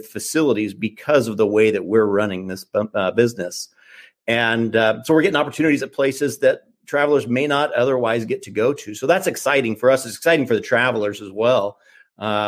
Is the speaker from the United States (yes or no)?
yes; Hastings, Nebraska, United States; I'm actually originally from Nebraska. I'm from Hastings, Nebraska.